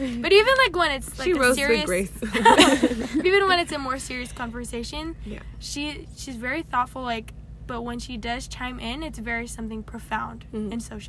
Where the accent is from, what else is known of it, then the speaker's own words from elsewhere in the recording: Hawaii, United States; moved away; I'm from Hawaii. I'm a sophomore at TLC.